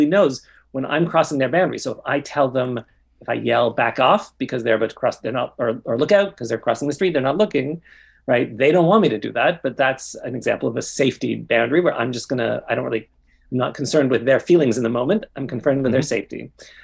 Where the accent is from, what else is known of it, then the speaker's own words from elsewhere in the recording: Toronto, Ontario, Canada; I grew up in Toronto.